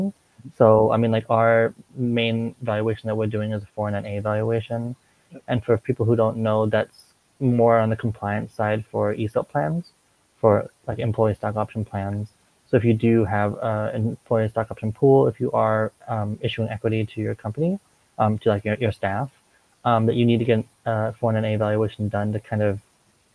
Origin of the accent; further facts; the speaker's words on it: Minnesota, United States; moved away as an adult; also born or lived in Korea; now in Hong Kong; I'm from Minnesota, so I went, kind of lived my whole life in Minnesota